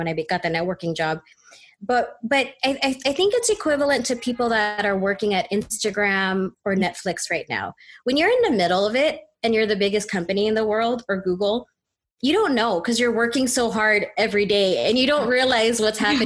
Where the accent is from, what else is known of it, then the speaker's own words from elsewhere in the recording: Walnut, California, United States; I'm from Walnut, California